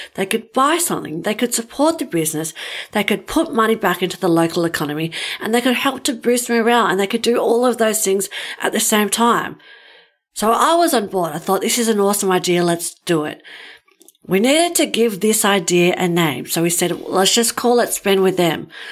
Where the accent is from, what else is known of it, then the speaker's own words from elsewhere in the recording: Ulladulla, New South Wales, Australia; My hometown is Ulladulla and it's on the south coast of New South Wales.